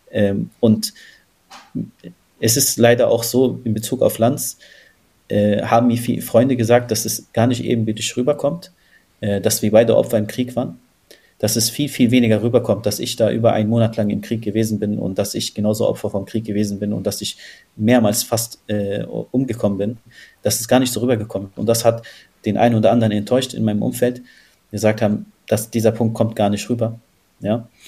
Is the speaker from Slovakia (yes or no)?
no; Palestine; Wir haben immer das Gefühl, wenn man als Palästinenser spricht, wird man als allererstes politisiert